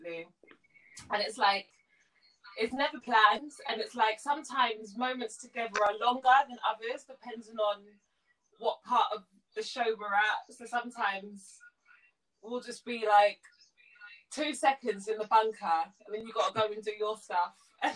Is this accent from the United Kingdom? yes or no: yes; London, United Kingdom; So I grew up in North London.